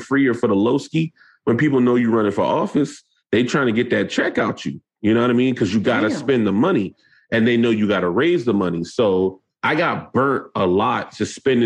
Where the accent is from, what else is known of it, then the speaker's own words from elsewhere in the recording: North Charleston, South Carolina, United States; I'm from North Charleston, South Carolina